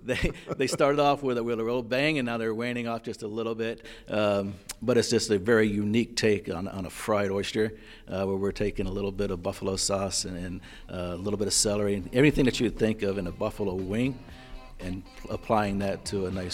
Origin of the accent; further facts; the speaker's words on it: East Coast, United States; also born or lived in Florida; now in New England, United States; Like I said, I'm from the East Coast, and I've spent most of my time down in Florida, so I know the Southeast very, very well.